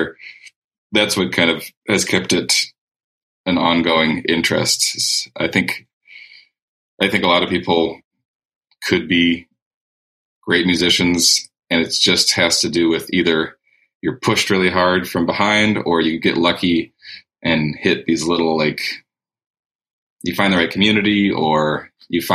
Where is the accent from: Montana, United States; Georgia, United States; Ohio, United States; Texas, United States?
Montana, United States; Whitefish; now in Missoula, United States; I'm a songwriter from Whitefish, Montana.